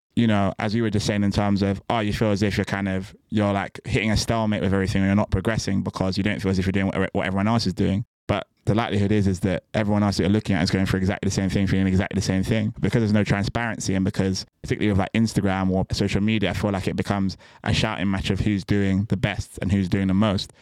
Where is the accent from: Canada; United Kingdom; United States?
United Kingdom; Bristol, South West England; moved away; I'm from Bristol originally